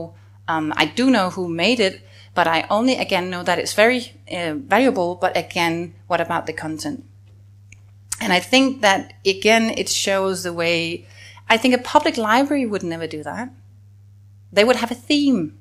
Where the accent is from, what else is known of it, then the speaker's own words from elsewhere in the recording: Denmark; as a Dane